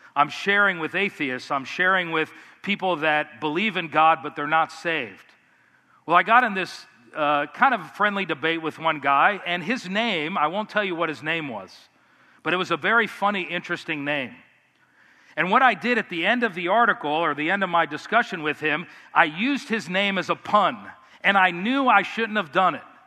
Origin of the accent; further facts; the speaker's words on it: United States; as American Christians, we're very independent